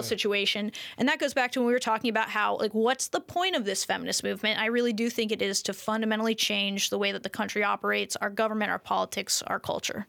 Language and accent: English; United States; I'm an American.